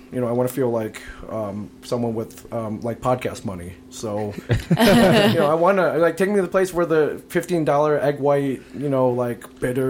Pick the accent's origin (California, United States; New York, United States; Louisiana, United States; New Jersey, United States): New Jersey, United States; I'm from New Jersey